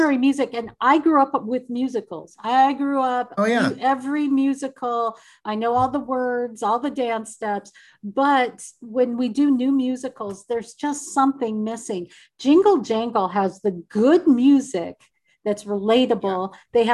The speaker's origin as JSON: {"language": "English", "town": "Seattle", "region": "Washington", "country": "United States", "said": "I'm from Seattle"}